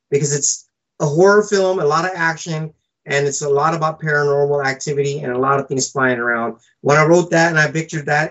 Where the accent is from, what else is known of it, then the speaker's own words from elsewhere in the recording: Fiji; I was born in Fiji Island, so I was some kind of like Fijian Indian.